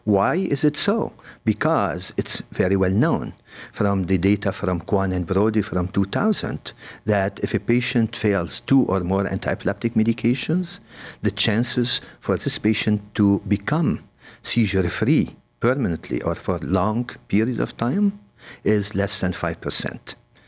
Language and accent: English; Lebanon; moved away as an adult; also born or lived in Beirut, Lebanon / Paris, France / Los Angeles, United States; now in Cleveland, United States; I'm from Lebanon. I did go to medical school in Beirut in the French University. And then I got to Cleveland Clinic through Paris and Los Angeles